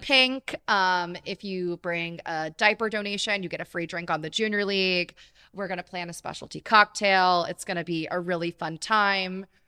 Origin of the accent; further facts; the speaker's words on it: Jacksonville Beach, Florida, United States; moved away as an adult; now in Ocala, United States; I'm originally from Jacksonville Beach